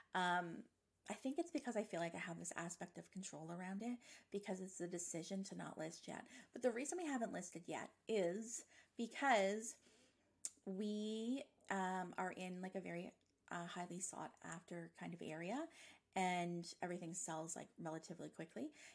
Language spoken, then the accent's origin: English; Nova Scotia, Canada; moved away as an adult; now in Ontario, Canada; I'm from Nova Scotia, but I've been living in Ontario for 10 years this summer.